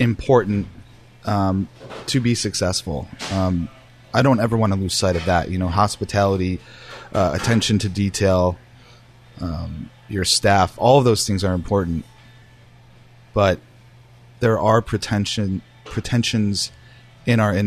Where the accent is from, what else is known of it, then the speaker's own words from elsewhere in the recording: Cheektowaga, New York, United States; moved away as an adult; now in Portland, Maine, United States; I grew up in Cheektowaga, New York, which is just outside of Buffalo.